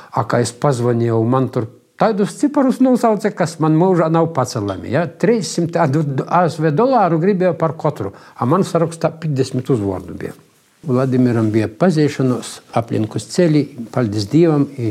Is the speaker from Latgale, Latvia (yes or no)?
yes; Tilža, Latgale, Latvia; also born or lived in Jūrmala / Kuprava; now in Preiļi, Latvia; es sevi atceros tilžā.